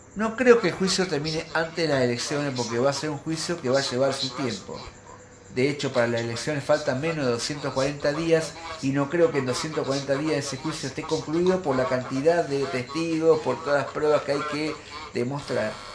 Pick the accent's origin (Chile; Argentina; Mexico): Argentina; a mí como argentino